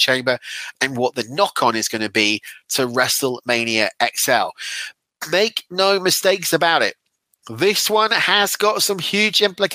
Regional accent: Weymouth, South West England, United Kingdom; my hometown of Weymouth

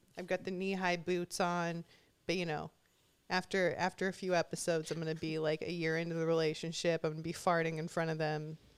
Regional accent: Huntington Beach, California, United States; moved away; I'm from Huntington Beach. I didn't even know the reputation that it had until I moved out of there.

